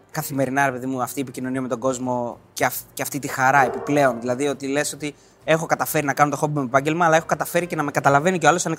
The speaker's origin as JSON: {"language": "Greek", "town": "Thebes", "region": "Central Greece", "country": "Greece", "said": "Είμαι από τη Θήβα"}